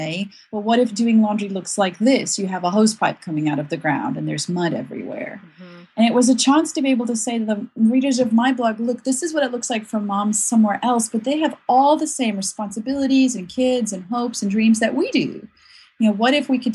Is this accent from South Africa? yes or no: yes; South Africa; moved away; I'm from South Africa originally, and my whole family live there still